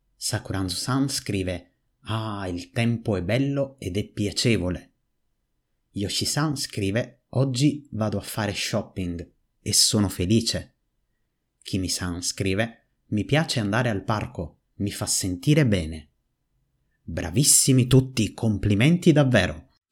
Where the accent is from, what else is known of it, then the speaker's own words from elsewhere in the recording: Naples, Campania, Italy; Napoli, la mia città natale